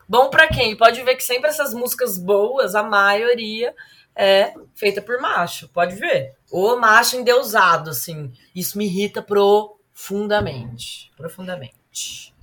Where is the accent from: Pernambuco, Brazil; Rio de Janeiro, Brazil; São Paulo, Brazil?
São Paulo, Brazil; Ribeirão Preto; also born or lived in Belo Horizonte; Atualmente moro em Ribeirão Preto. Aliás, nasci em Ribeirão Preto